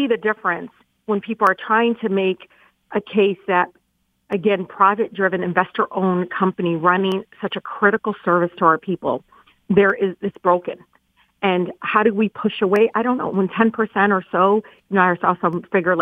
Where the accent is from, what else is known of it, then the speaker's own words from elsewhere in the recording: Detroit, Michigan, United States; growing up in Detroit